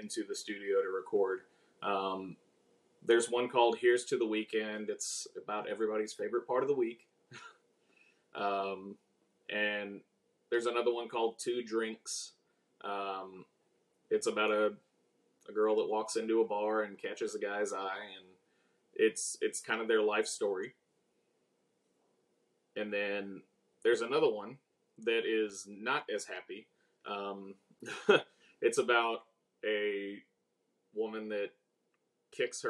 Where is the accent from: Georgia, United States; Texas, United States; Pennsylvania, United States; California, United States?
Texas, United States; Bastrop; moved away as an adult; now in Houston, United States; I grew up outside of Austin, Texas, in a little town called Bastrop